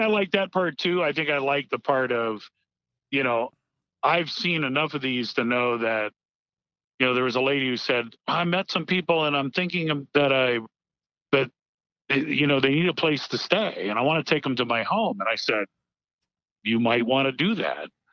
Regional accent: Miami, Florida, United States; I grew up in Miami, Florida, and so hurricanes were a way of life

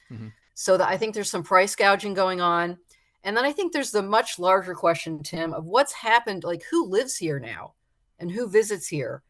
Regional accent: South Florida, United States; born or raised there

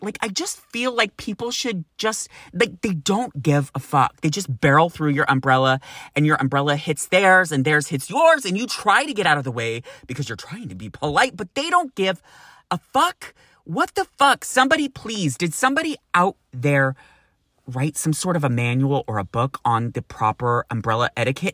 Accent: Sacramento, California, United States; moved away as an adult; now in San Francisco, United States; growing up in Sacramento where you can get up to over a hundred and fifteen degrees

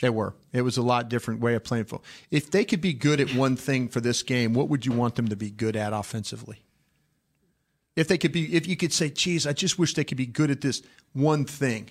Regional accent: Dallas, Texas, United States; I was from Dallas

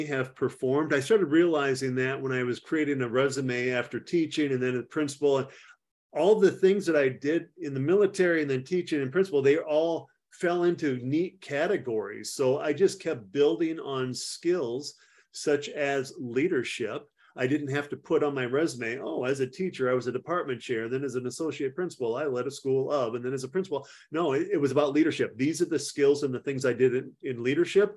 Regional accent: Platteville, Wisconsin, United States; also born or lived in Frankfurt, Germany / Fort Devens, Massachusetts / Panama; I grew up in Platteville, Wisconsin, and right after high school, I went in the Army

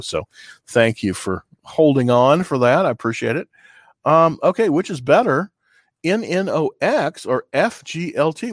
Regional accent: California, United States; moved away; I'm from California originally

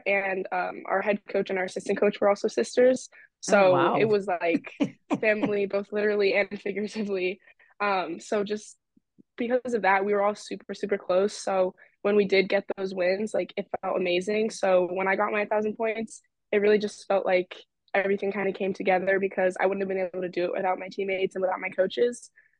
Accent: Virginia, United States; I'm a freshman here at Brown. I just had a great upbringing with basketball and just family in general.

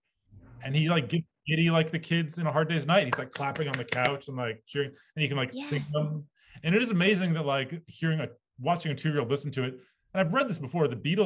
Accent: Bay Area, California, United States; moved away as an adult; also born or lived in New York; now in Los Angeles, United States; I grew up in the Bay Area, and I grew up going to baseball games in Oakland.

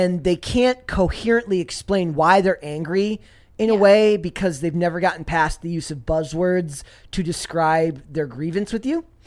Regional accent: Saint Paul, Minnesota, United States; also born or lived in Woodbury, Minnesota; I grew up in St. Paul. I grew up in a suburb called Woodbury

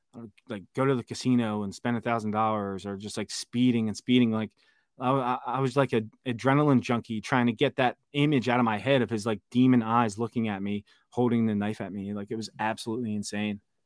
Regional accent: Philadelphia, Pennsylvania, United States; moved away as an adult; Born and raised in Philadelphia. Spent twenty-five years of my thirty-four years living there

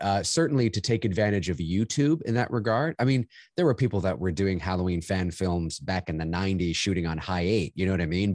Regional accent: Canada; also born or lived in Toronto; I'm Canadian

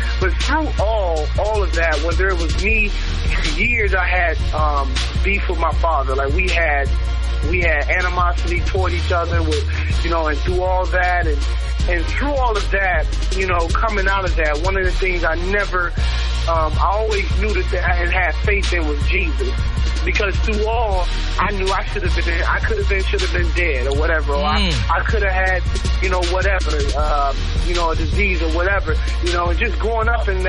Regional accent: Memphis, Tennessee, United States; now in Tulsa, United States; I was born in Memphis, Tennessee.

